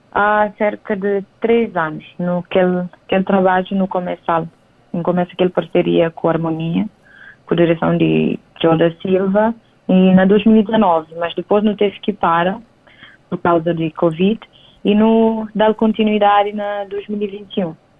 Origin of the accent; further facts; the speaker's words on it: São Tomé & Príncipe; moved away as an adult; now in Cape Verde; nasci e cria na São Tomé